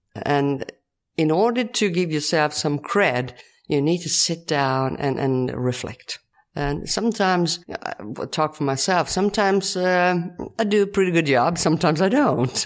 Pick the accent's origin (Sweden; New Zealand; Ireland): Sweden; Ulricehamn, Västra Götaland; English is a second language; also born or lived in Falköping, Sweden / Rome, Italy; I come from Sweden.